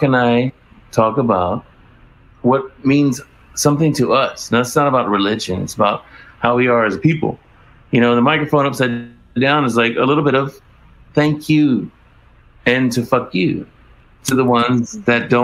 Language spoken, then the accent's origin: English; Mississippi, United States; also born or lived in Hermosa Beach, California; now in Redondo Beach, United States; because I'm from Mississippi originally. And when I moved to California